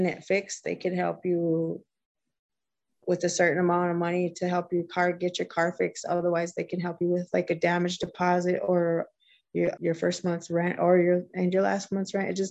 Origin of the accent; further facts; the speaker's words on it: Minneapolis, Minnesota, United States; I grew up in South Minneapolis